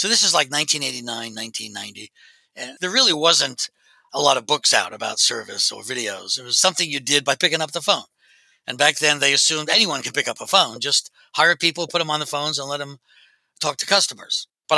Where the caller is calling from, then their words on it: Pennsylvania, United States; Just outside of Philadelphia in Delaware County, which is in southeastern Pennsylvania.